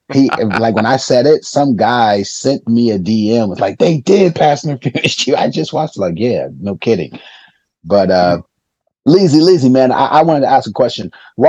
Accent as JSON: {"language": "English", "town": "Union City", "region": "California", "country": "United States", "tie": "born or raised there", "moved": "yes", "said": "I grew up in the Bay Area."}